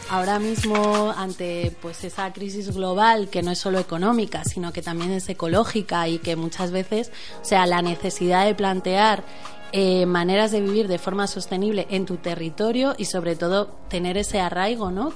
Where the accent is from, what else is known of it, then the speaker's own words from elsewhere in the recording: San Sebastián de los Reyes, Community of Madrid, Spain; moved away; yo soy originariamente de San Sebastián de los Reyes